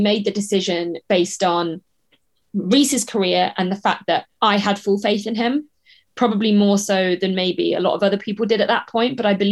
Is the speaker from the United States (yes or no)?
no; the Southwest, South West England, United Kingdom; moved away as an adult; also born or lived in Leeds; We're both from the Southwest regionally